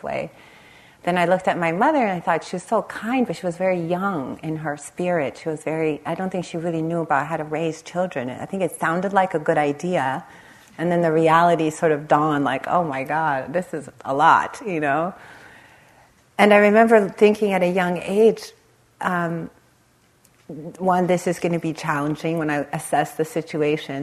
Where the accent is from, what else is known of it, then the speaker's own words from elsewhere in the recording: Los Angeles, California, United States; I grew up in the Los Angeles area, right on the Compton-Long Beach border.